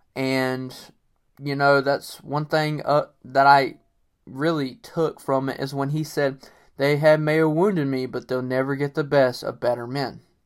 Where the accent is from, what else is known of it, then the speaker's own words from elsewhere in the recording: North Carolina, United States; the Cherokee tribe is from my state. Um, I actually am part Cherokee, and I feel like most people in North Carolina, for the most part, are part Cherokee.